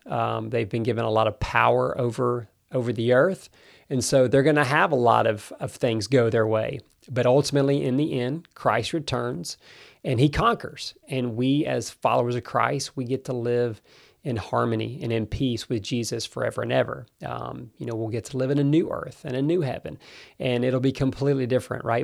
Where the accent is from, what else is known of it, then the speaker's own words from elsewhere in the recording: United States; I do love America. That is my home country